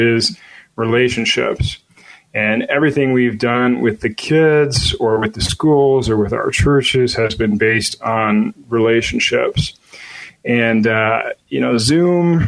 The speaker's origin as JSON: {"language": "English", "town": "Chicago", "region": "Illinois", "country": "United States", "tie": "born or raised there", "said": "I born and raised in the Chicago area."}